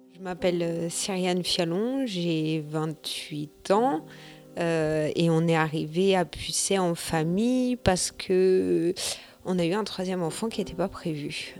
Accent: Vitry-sur-Seine, Île-de-France, France; moved away as an adult; now in Pussay, France; Je viens de Vitry-sur-Seine, euh, qui est bah, une très grosse ville

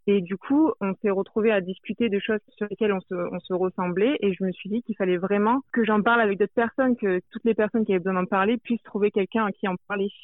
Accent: France; je viens de la France

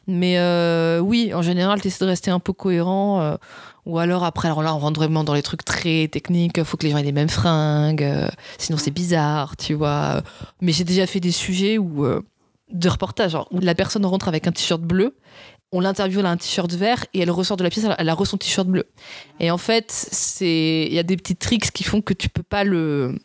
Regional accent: south of France, France; now in Paris, France; je viens du sud de la France

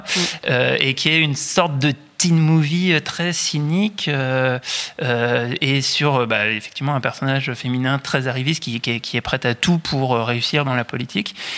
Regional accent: France; en tant que Français

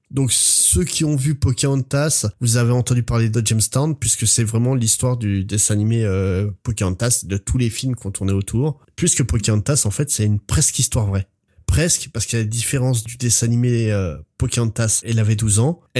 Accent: Versailles, Île-de-France, France; moi, je viens de Versailles, et le roi soleil.

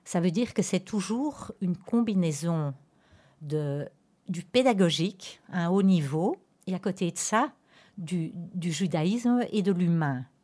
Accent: Antwerp, Flanders, Belgium; j'ai vécu toute ma vie pratiquement dans la communauté anversoise à Anvers même

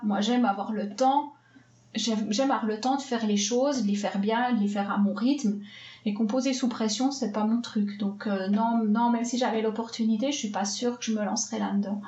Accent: Swiss Jura, Switzerland; now in Geneva, Switzerland; Je viens de Suisse. Alors, je viens du Jura suisse, mais depuis bientôt 20 ans maintenant, j'habite à Genève.

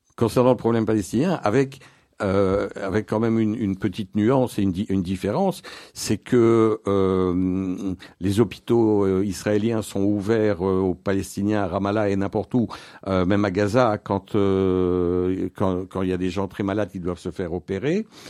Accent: Belgium; notre pays, la, Belgique

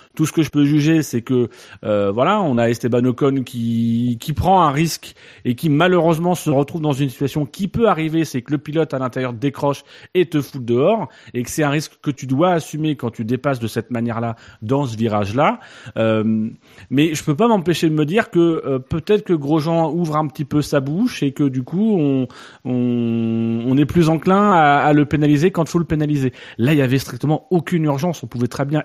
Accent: France; nous en tant que Français

